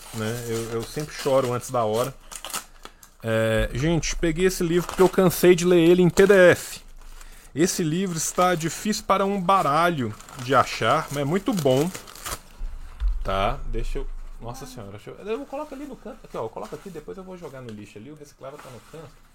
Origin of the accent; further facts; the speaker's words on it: Minas Gerais, Brazil; Eu sou de Minas Gerais